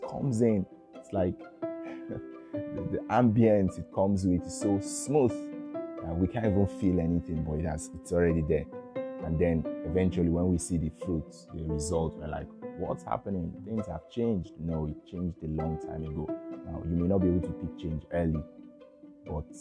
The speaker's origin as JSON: {"language": "English", "country": "Nigeria", "said": "I'm from Nigeria"}